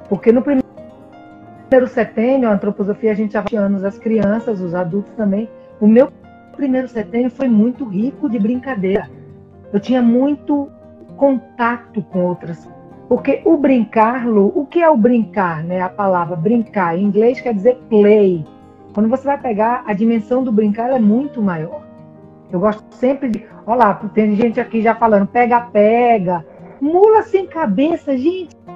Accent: Recife, Pernambuco, Brazil; also born or lived in Salvador / Rio de Janeiro; eu morei, eu nasci em Salvador, mas nós fomos morar no Rio de Janeiro, depois fomos morar em Recife, depois voltamos para Salvador. Então, é, eu passei a maior parte da minha infância em Recife e eu brinquei demais.

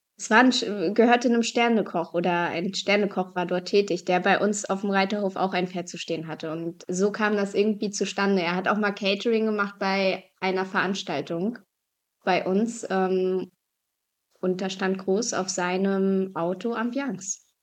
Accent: Binz, Mecklenburg-Vorpommern, Germany; moved away; also born or lived in Bergen auf Rügen; Ich bin auf Rügen aufgewachsen und in Bergen auf Rügen geboren

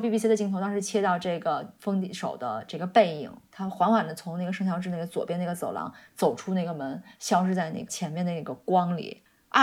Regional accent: China; now in United Kingdom; 我们中国人

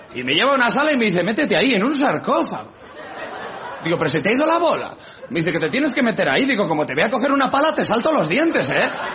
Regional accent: Spain; soy español

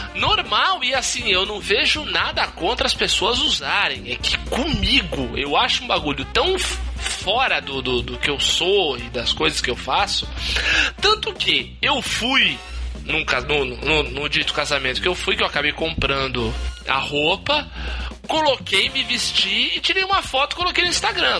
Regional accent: Santos, São Paulo, Brazil; Eu sou Santista

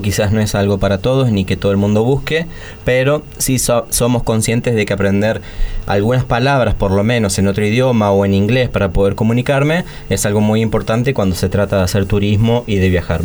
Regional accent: Argentina

